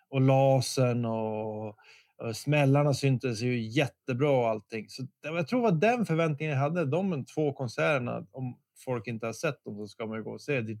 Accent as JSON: {"language": "Swedish", "country": "Bosnia & Herzegovina", "said": "nu får ni tänka att jag är ju verkligen från Bosnien. Jag, jag, tror inte jag hade varit i Stockholm så många gånger."}